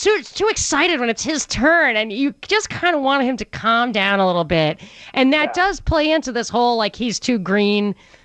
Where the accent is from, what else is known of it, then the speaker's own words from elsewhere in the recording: New York, United States; I grew up in New York